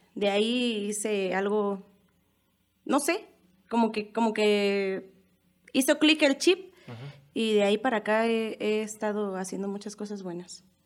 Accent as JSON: {"language": "Spanish", "region": "Mexico City", "country": "Mexico", "tie": "born or raised there", "moved": "as an adult", "lives_now": "Michoacán, Mexico", "said": "yo soy originaria de la Ciudad de México. Eh, Aquí en Michoacán voy a hacer, voy a cumplir eh, cinco años el 9 de diciembre"}